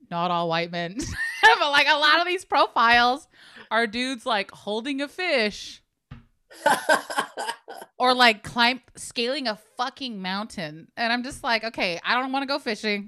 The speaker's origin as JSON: {"language": "English", "town": "Hayward", "region": "California", "country": "United States", "tie": "born or raised there", "said": "We had a lot of Filipinos and stuff growing up in Hayward"}